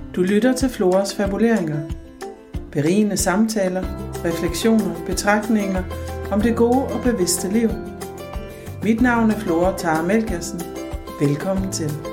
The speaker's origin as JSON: {"language": "Danish", "area": "Southern Jutland", "region": "Southern Denmark", "country": "Denmark", "said": "der hvor jeg kommer fra i Sønderjylland"}